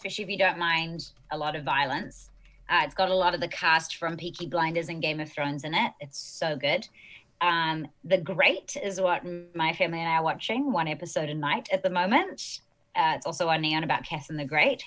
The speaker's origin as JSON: {"language": "English", "country": "New Zealand", "accent": "New Zealand", "moved": "yes"}